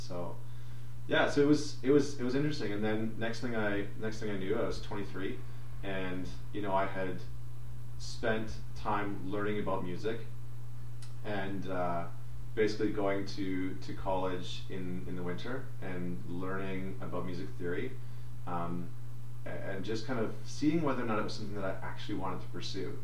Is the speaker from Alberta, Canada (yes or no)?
yes; St. Albert, Alberta, Canada; I was born and raised in Alberta. I grew up in outside of Edmonton in, a small town called St. Albert.